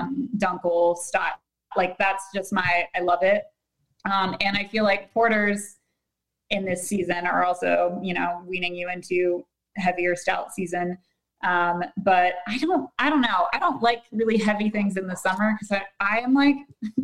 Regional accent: Pittsburgh, Pennsylvania, United States; moved away as an adult; now in Charlotte, United States; growing up in Pittsburgh, and my school was always one that was like, you'll be lucky if you get a 2-hour delay

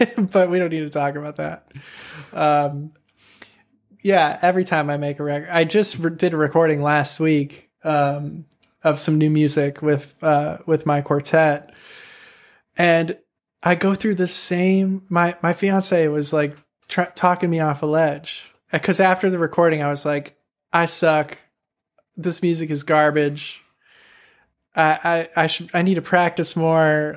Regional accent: Chicago, Illinois, United States; moved away as an adult; also born or lived in Champaign-Urbana; I grew up in Chicago where there were just, like, so many sick saxophone players my age

